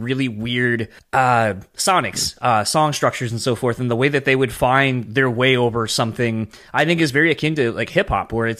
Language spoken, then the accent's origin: English; Delaware, United States; moved away; I'm originally from Delaware initially